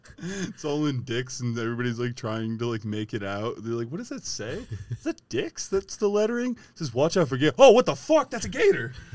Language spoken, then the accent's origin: English; Ohio, United States; We're from Ohio